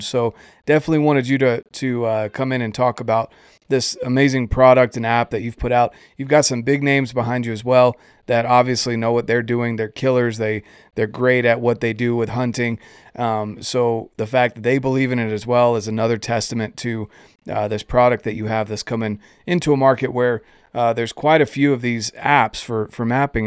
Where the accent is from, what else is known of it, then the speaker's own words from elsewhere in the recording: Fort Bragg, North Carolina, United States; I grew up right outside of Fort Bragg